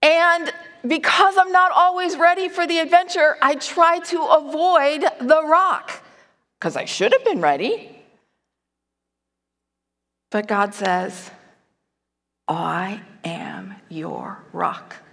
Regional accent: Chicago, Illinois, United States; moved away as an adult; now in Nevada, United States; When I first moved to Nevada, I moved from Chicago

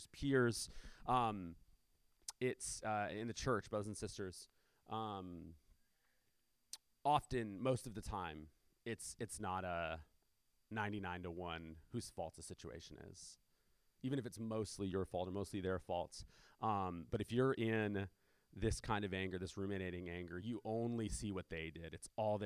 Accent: Chula Vista, California, United States; I grew up in Chula Vista, we call everyone fool

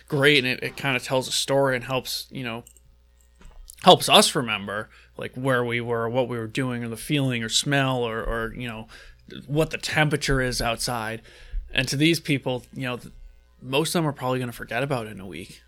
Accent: New Hampshire, United States; we're from New Hampshire

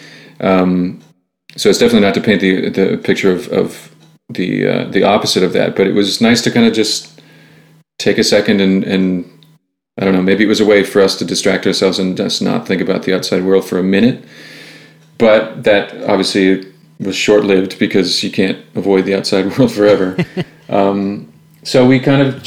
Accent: Ottawa, Ontario, Canada; moved away as an adult; now in Toronto, Canada; Two of us are. Alex and I are

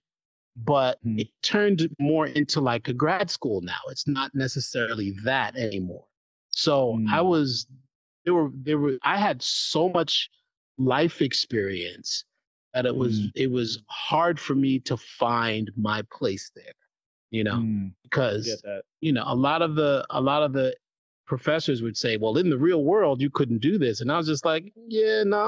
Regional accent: New York City, New York, United States; I'm from New York City

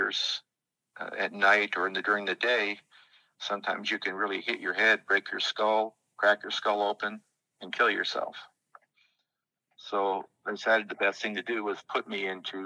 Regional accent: El Cajon, California, United States; also born or lived in San Diego, California; I was born in San Diego, and then I grew up in El Cajon, California

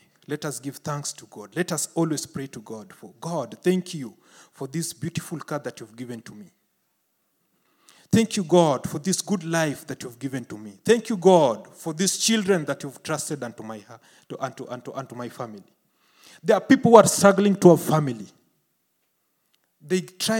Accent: Kenya; In Kenya, where I came from

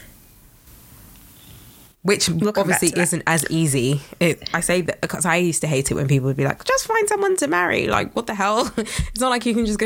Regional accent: Nigeria; I'm Nigerian

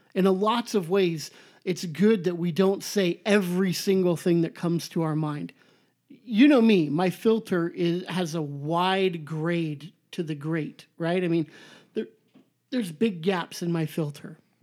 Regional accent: Southern California, United States; I'm so Califo-, Southern Californian, I say the in front of everything

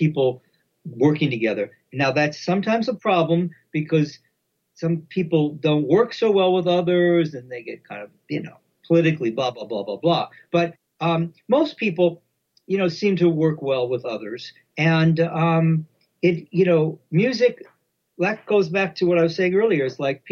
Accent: United States; I grew up in America, right?

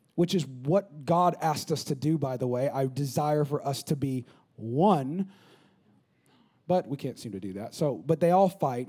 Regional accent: California, United States; moved away as an adult; now in San Antonio, United States; my hometown in California, which I know I'm from California

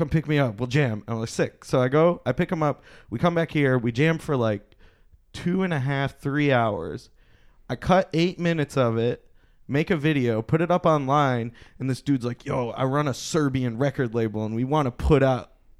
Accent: Michigan, United States; we're from Michigan.

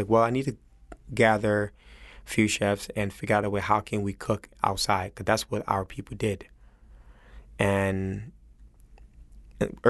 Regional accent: Senegal; also born or lived in United States; now in New Orleans, United States; born in America, raised in Senegal, came back to America

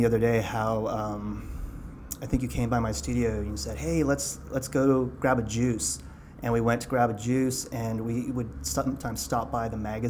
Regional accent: Santa Fe, New Mexico, United States; also born or lived in Colorado / Southwest; growing up in New Mexico, there was kind of like a really good, healthy punk scene there.

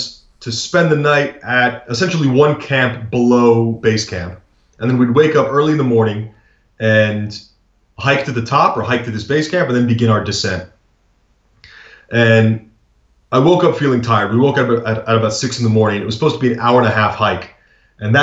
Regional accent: United States; as an American

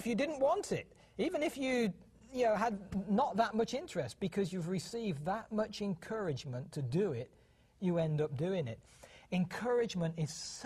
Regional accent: United Kingdom; moved away as an adult; now in Montana, United States; The accent that you hear is because we were born and raised in the United Kingdom.

